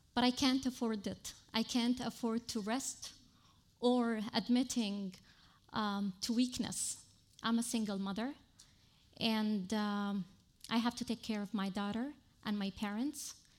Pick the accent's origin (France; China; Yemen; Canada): Yemen; now in Lebanon; from Yemen